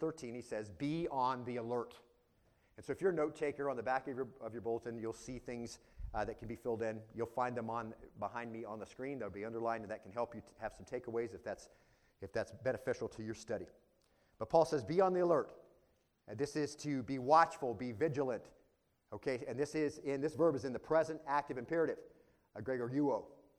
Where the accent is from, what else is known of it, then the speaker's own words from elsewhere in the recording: Arizona, United States; I grew up in Arizona, far from towns, out on a ranch.